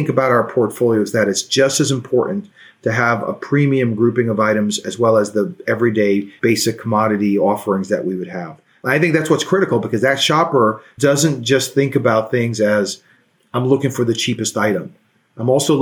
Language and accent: English; New York City, New York, United States; I grew up in Brooklyn.